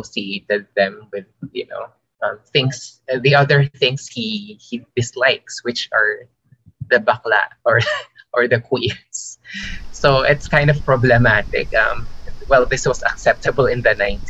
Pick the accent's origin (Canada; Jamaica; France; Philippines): Philippines; also born or lived in Osaka, Japan; I'm actually a Filipino Chinese